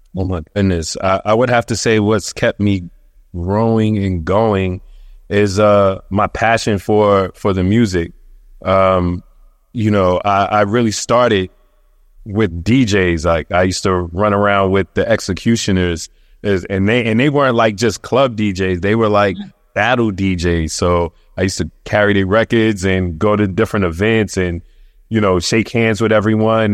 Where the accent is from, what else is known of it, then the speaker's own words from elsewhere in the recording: New York City, New York, United States; moved away as an adult; now in Queens, United States; I'm from Brooklyn, um, in particular, linking between Washington and Underhill